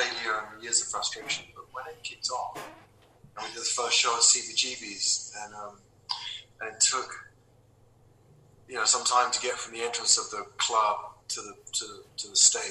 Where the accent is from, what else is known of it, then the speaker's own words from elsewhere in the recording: London, United Kingdom; I was from London